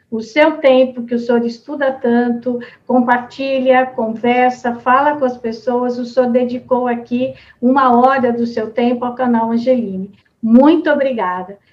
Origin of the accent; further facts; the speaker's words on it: Americana, São Paulo, Brazil; lá da minha cidade de Americana